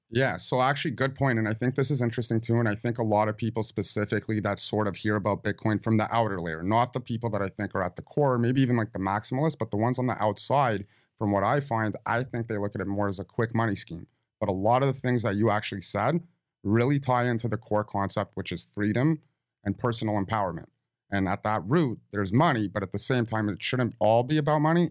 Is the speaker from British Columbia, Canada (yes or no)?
no; Toronto, Ontario, Canada; we're from Toronto